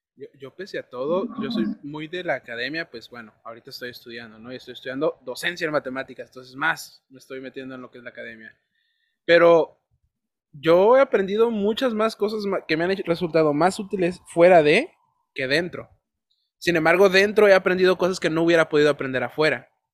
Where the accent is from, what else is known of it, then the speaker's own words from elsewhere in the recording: Tijuana, Baja California, Mexico; also born or lived in Ensenada; De Tijuana